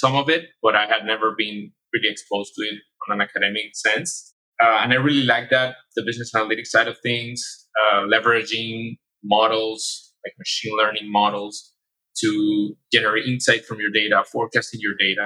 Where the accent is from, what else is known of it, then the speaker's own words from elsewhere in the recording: Panama; moved away as an adult; also born or lived in Spain; now in United States; I'm from Panama